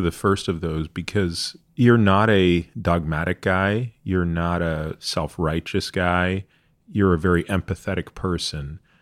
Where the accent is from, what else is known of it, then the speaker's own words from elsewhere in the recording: Canada; I grew up in Canada